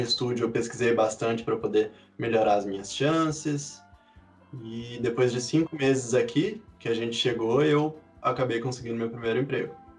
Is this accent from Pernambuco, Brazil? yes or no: no; Boa Esperança, Minas Gerais, Brazil; moved away as an adult; now in Burnaby, Canada; Eu sou de Minas, bem do sul